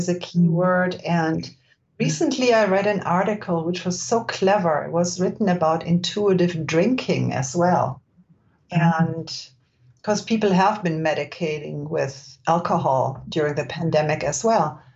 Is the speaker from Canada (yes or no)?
no; Germany; moved away as an adult; now in California, United States; I was born and raised in Germany, where people are not necessarily gentle with themselves.